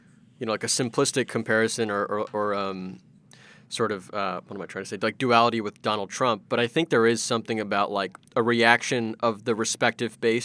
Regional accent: Iowa, United States; my home state of Iowa

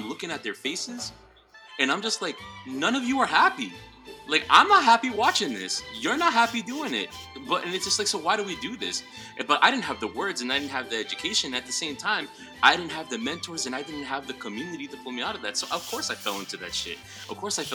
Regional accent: Worcester, Massachusetts, United States; now in Providence, United States; I'm coming in from Providence, Rhode Island, originally from Worcester, Massachusetts

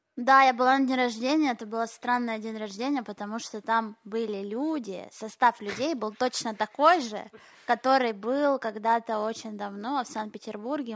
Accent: Kharkiv, Kharkiv Oblast, Ukraine; now in Israel; я же училась в еврейской школе в Харькове

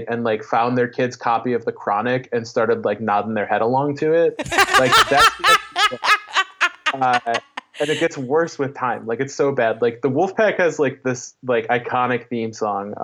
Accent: Detroit, Michigan, United States; I am from Detroit, and so is Kevin Nash, and I was the tallest person in my elementary school

